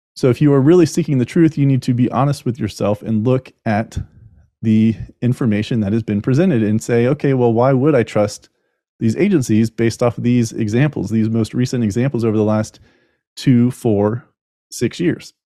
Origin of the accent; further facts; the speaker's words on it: United States; as an American